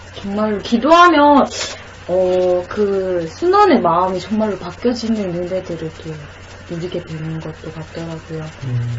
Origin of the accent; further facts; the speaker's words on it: Gyeongsang, South Korea; 저는 경상도 사람이라서